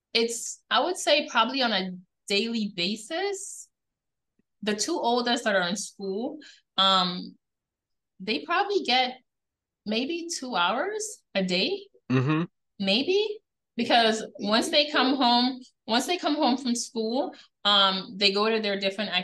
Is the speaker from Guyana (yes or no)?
yes; Guyana; now in United States; we grew up in the Caribbean. TV wasn't a thing.